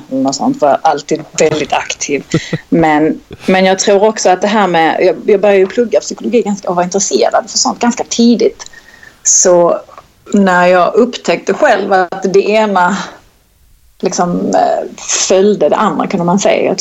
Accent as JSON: {"language": "Swedish", "region": "Skåne", "country": "Sweden", "accent": "Scanian", "said": "Och han, det enda jag har kunnat lära honom är med att jag pratar skånska"}